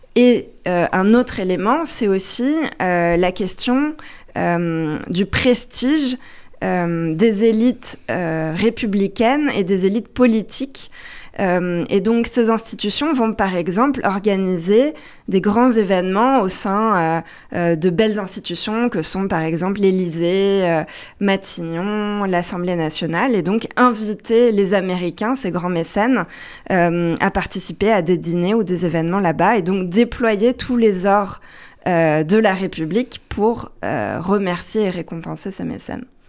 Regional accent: France; en tant que Française

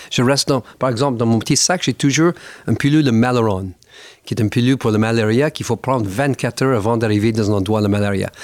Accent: Niagara Falls, Ontario, Canada; French is a second language; moved away; also born or lived in Montreal / Paris; ma ville natale, les Chutes Niagara

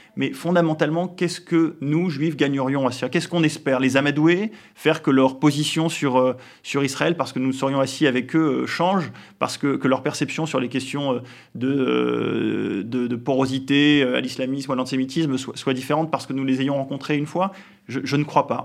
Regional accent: France; nous sommes euh, des Français euh, comme les autres

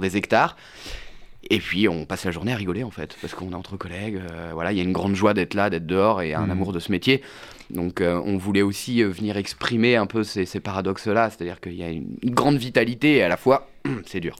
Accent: Vendée, Pays de la Loire, France; Je viens de Vendée, donc je viens d'une zone rurale

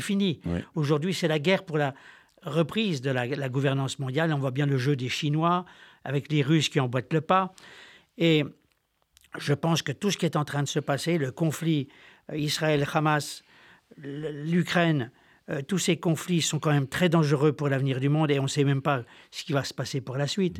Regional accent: Besançon, Bourgogne-Franche-Comté, France; also born or lived in French Alps; je suis originaire de Franche-Comté, moitié Besançon, moitié des Alpes

